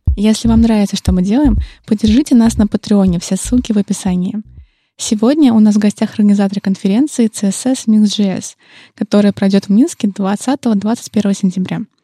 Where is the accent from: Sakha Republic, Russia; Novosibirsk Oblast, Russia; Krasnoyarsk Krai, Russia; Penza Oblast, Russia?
Penza Oblast, Russia; Penza; Пенза — это, кстати, мой родной город